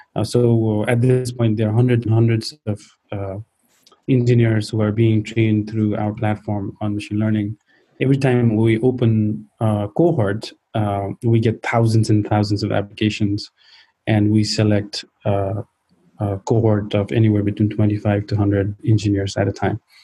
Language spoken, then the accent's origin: English; Nepal; so I grew up in Nepal